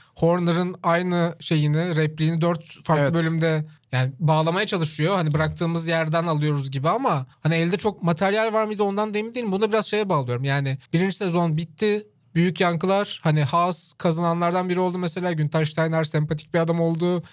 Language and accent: Turkish; Çorlu, Tekirdağ, Turkey; benim işte büyüdüğüm yerde de mesela Çorlu'da Kenan Gıda vardı.